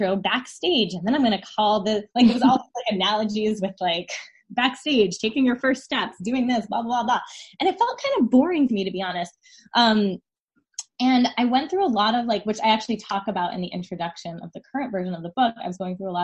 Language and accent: English; New Jersey, United States; I was commuting from New Jersey to New York City for ballet classes at the time